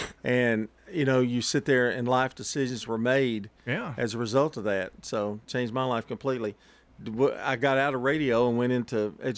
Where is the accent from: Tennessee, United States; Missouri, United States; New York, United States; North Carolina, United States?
Tennessee, United States; Murfreesboro, Coffee County; I came from Murfreesboro, and they put me in the low class in Coffee County